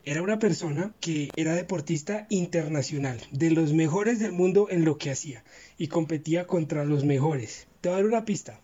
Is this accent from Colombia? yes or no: yes; Colombia; aquí en Colombia nosotros somos como muy fanáticos del deporte